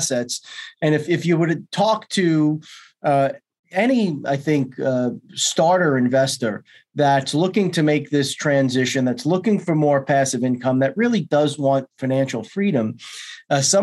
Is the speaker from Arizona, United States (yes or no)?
no; New York, United States; I'm from New York